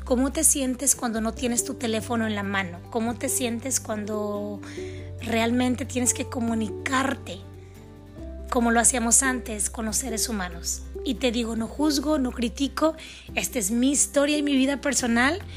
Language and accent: Spanish; Mexico; also born or lived in California, United States; Mis padres son mexicanos, nacidos en México. Mi hermana y yo nacimos en los Estados Unidos